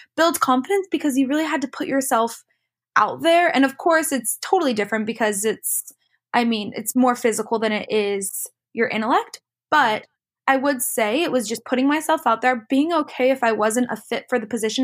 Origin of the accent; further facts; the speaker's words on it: Lake Tapps, Washington, United States; moved away as an adult; also born or lived in Los Angeles, California; I grew up in Lake Taps, which is just a little town south of Seattle